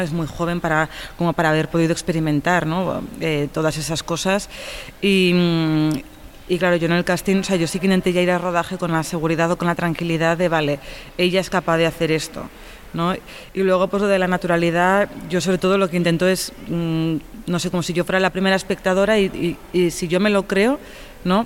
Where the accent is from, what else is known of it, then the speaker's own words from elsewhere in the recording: Tarragona, Catalonia, Spain; mi pueblo, en Norte de San Juan, en Tarragona